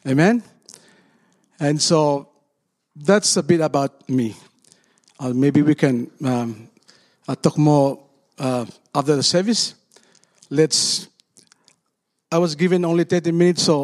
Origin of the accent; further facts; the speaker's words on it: Solomon Islands; I come from Solomon Islands, a country of 800,000 people